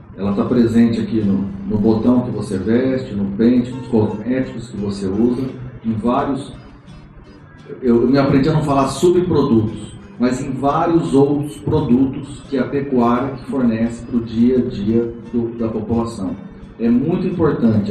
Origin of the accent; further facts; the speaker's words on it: Paraná, Brazil; moved away; eu sou do Paraná, nasci no Paraná.